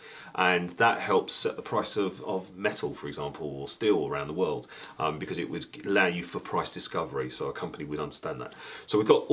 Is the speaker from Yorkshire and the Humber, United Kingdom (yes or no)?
no; London, United Kingdom; moved away as an adult; now in Belfast, United Kingdom; I was brought up in London, as you can hear from the accent.